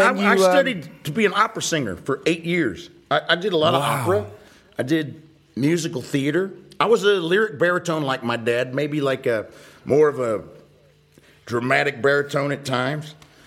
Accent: Atlanta, Georgia, United States; he was an Episcopal priest, and that's where I grew up in Atlanta. He was a church in Atlanta called St. Luke's.

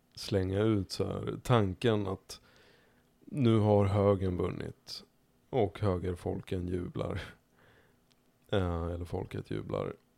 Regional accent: Märsta, Stockholm County, Sweden; jag växte upp i Märsta. Som är ytterkanten av Stockholm norrut

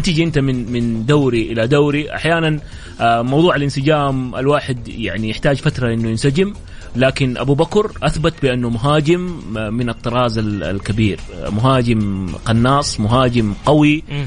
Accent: Saudi Arabia; لاننا احنا سعوديين

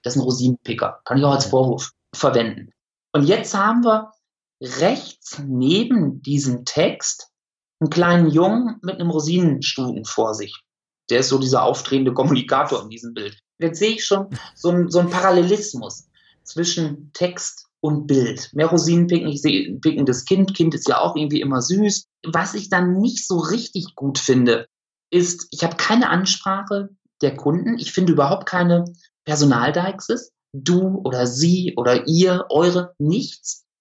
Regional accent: Münsterland, North Rhine-Westphalia, Germany; moved away as an adult; now in Essen, Germany; Ich, ich bin Münsterländer durch und durch

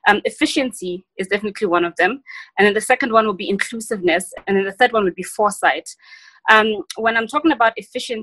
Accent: South Africa; also born or lived in Western Cape / KwaZulu-Natal; as a South African in post-democratic South Africa

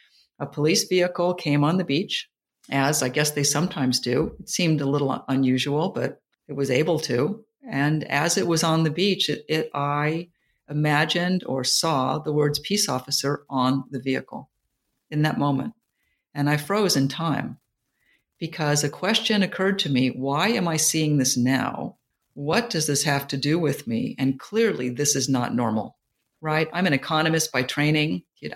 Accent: California, United States; And I just ended up with them because I was from Silicon Valley and I was from Stanford.

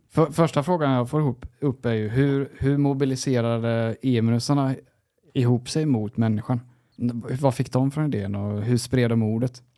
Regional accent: Sweden; jag var svensk

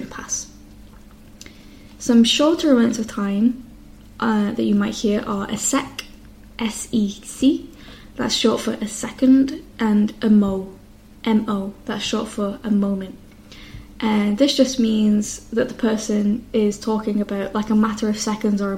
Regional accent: the north of England, United Kingdom; accent: northern English; my accent being from the north of England

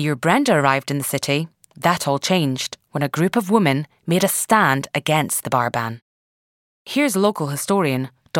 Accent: Aberdeenshire, Scotland, United Kingdom; I'm from Aberdeenshire

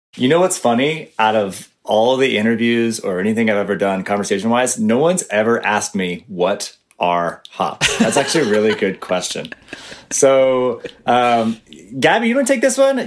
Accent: Atlanta, Georgia, United States; I grew up in Atlanta, Georgia

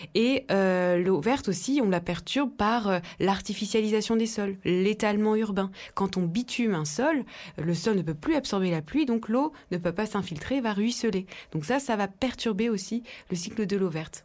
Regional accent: Dijon, Bourgogne-Franche-Comté, France; born or raised there

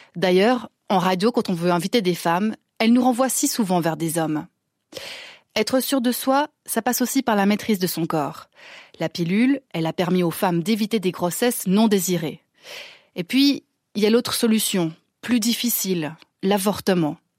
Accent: Switzerland; chez nous en Suisse

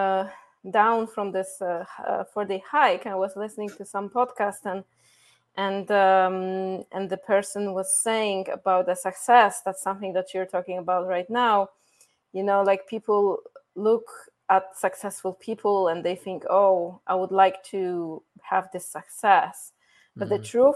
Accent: Poland; English is a second language; moved away as an adult; also born or lived in Iceland / Mexico; the little girl from Poland

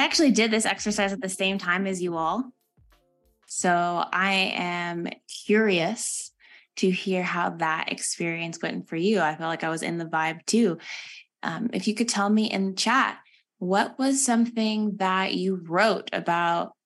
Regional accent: Texas, United States; moved away as an adult; now in Durham, United States; I'm actually originally from Texas

